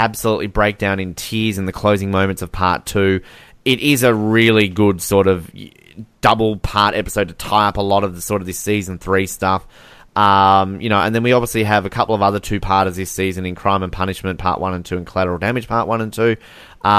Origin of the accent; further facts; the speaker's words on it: Australia; I'm using Australian on you.